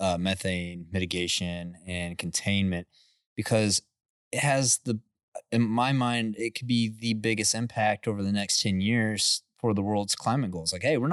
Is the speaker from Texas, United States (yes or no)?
yes; Midland, Texas, United States; You know, like I grew up in Midland and it's like, man, I grew up on the smell of, you know, waking up in the morning, smelling H2S and diesel.